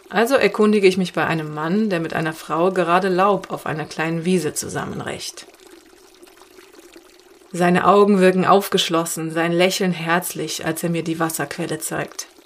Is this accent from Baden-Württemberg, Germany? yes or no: no; Cologne, North Rhine-Westphalia, Germany; now in Mücke, Germany; Weil ich komme aus Köln.